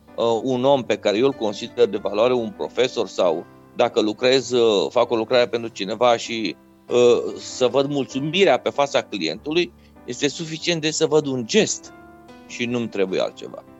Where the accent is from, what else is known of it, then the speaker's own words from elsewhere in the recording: Reșița, Caraș-Severin County, Romania; Fiind născut și crescut în Reșița, un oraș din Banat, cu influență puternic germană